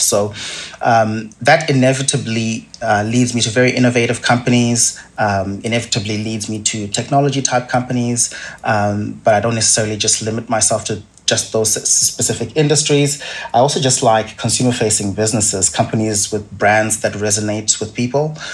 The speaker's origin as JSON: {"language": "English", "country": "Zimbabwe", "tie": "born or raised there", "moved": "yes", "lives_now": "Australia", "said": "As you can probably tell from my accent, I didn't grow up in Australia. Um, I grew up in, in Zimbabwe"}